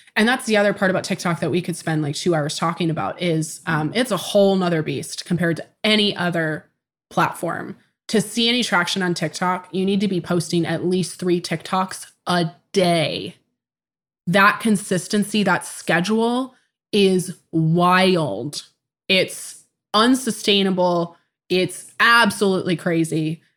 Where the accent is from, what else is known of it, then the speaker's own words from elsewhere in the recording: Tacoma, Washington, United States; I was born in 1994 in Tacoma, Washington